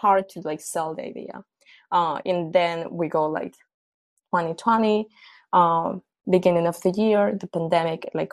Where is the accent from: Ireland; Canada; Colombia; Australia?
Colombia; moved away; I'm originally from Colombia.